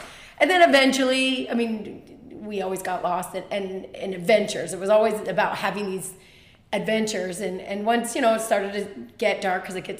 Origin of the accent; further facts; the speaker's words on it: Rutland, Vermont, United States; now in Lexington, United States; Yeah, I'm born and raised in Vermont in the Green Mountains.